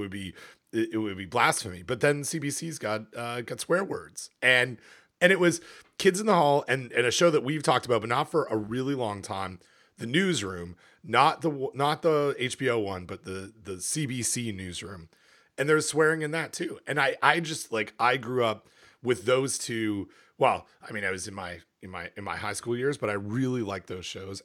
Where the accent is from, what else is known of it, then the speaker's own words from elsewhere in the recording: Canada; moved away; I'm from Canada